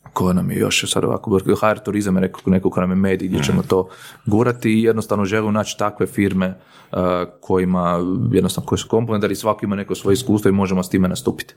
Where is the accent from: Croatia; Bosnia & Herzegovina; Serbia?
Croatia; kod nas u Hrvatskoj